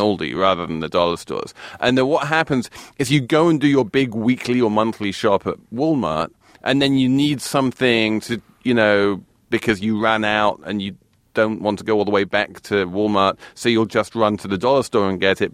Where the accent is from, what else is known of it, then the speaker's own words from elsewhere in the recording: England, United Kingdom; being English